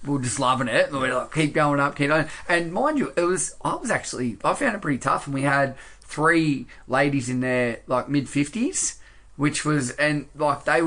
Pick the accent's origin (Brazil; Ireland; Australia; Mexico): Australia; accent: quite Australian; me with my quite Australian accent